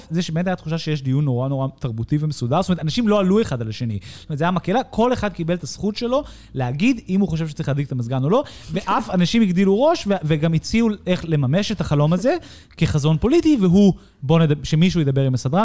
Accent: United States; now in Israel; אני כאמריקאי

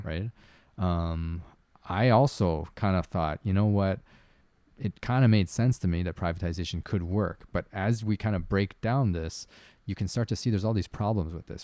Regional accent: Canada; I'm Canadian

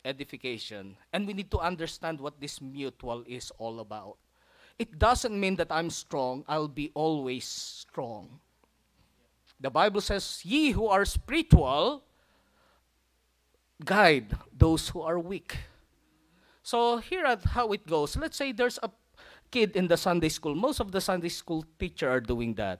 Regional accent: Philippines; now in United States; I'm a Filipino redneck

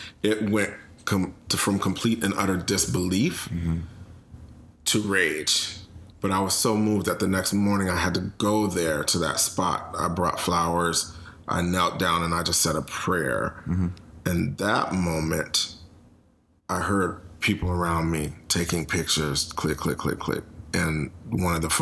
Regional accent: Minneapolis, Minnesota, United States; we are from Minneapolis, Minnesota

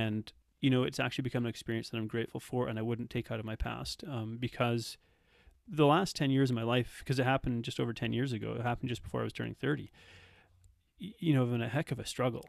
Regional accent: Red Deer, Alberta, Canada; also born or lived in South Africa; I grew up in Canada

